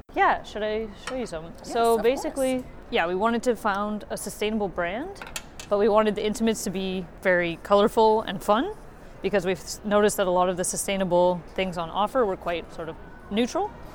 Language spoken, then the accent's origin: English; Canada; now in Germany; my sister actually is my partner, and we're from Canada